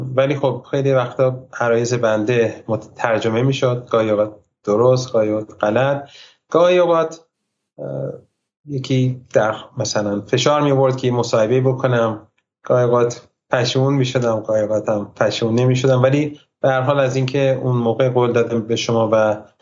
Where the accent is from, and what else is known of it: Iran; born or raised there; also born or lived in United States